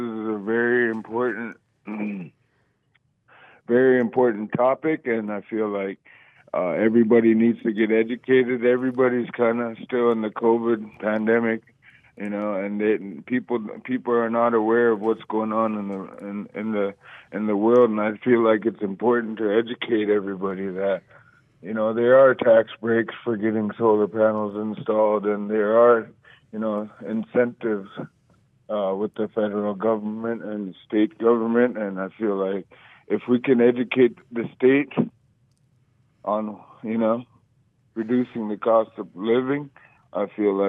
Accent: Buckland, Alaska, United States; also born or lived in Utqiagvik (Barrow), Alaska; now in Utqiagvik, United States; I'm going to be installing solar panels up here in Barrow, but I'm really from Buckland, Alaska.

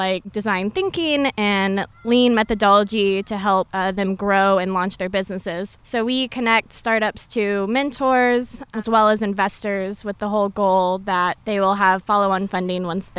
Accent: Albuquerque, New Mexico, United States; moved away as an adult; also born or lived in Denver, Colorado; now in Anchorage, United States; I'm 28 years old, and I'm from Albuquerque, New Mexico. And I moved here from Denver, Colorado for a job opportunity.

